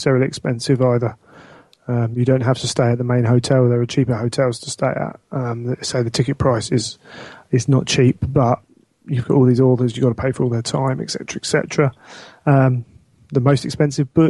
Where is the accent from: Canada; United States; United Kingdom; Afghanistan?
United Kingdom; England; I happen to be English.